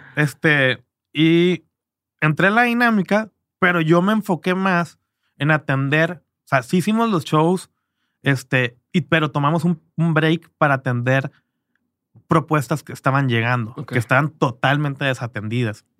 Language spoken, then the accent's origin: Spanish; Culiacán, Sinaloa, Mexico; moved away; also born or lived in Canada; yo me fui muy temprano de Culiacán